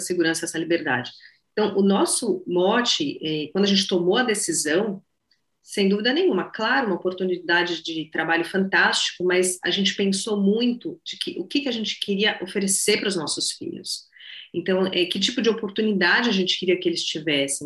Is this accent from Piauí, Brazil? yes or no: no; São Paulo, Brazil; moved away as an adult; eu sou de São Paulo, eu moro, morei em São Paulo minha vida inteira